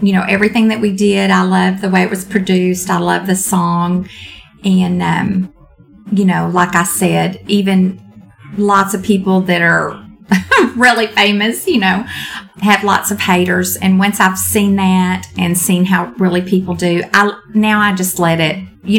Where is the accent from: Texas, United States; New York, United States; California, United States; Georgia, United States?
Texas, United States; I'm from Texas